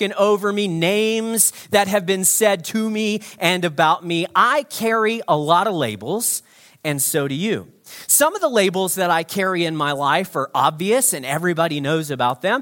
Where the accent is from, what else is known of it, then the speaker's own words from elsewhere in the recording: United States; now in Evanston, Canada; I'm not a Canadian. I'm actually an American.